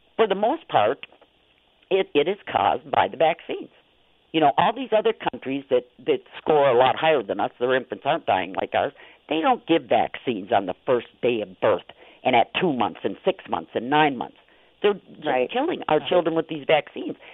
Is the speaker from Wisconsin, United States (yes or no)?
yes; Niagara, Wisconsin, United States; I grew up um in Niagara, Wisconsin, and we had a cottage out on the lake, so we spent every summer out on the lake